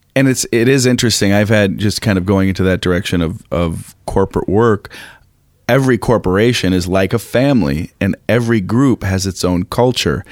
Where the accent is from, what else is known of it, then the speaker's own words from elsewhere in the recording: Minneapolis, Minnesota, United States; moved away as an adult; also born or lived in New York; I grew up in Minneapolis